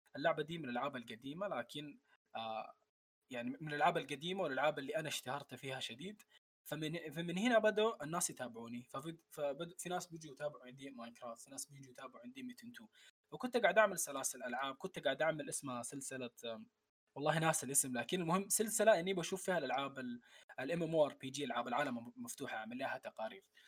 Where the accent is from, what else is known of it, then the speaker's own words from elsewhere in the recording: Saudi Arabia; also born or lived in Khartoum, Sudan / Omdurman, Sudan; من مواليد الخرطوم لكن عشت تقريبا عمري كله في السعوديه